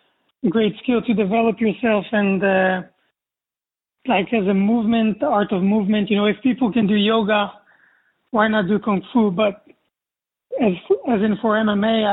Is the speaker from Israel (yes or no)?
yes; Israel; also born or lived in Paris; I was born in Paris, but I moved to Israel when I was about 2 months old